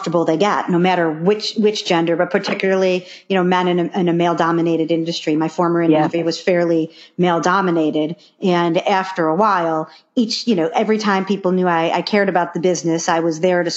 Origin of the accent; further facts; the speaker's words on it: Buffalo, New York, United States; growing up in Buffalo